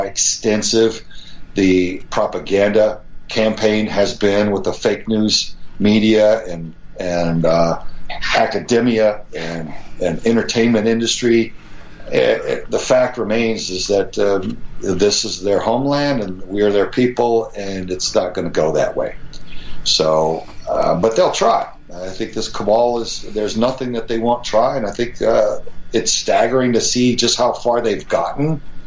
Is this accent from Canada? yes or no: no; Texas, United States; as an American patriot you know, son of Texas